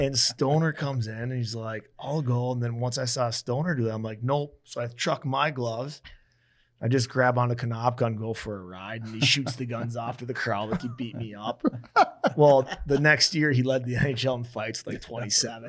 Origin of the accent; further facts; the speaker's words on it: Fargo, North Dakota, United States; moved away; also born or lived in Grand Forks / Lincoln; So I'm from Fargo. I transferred to Grand Forks.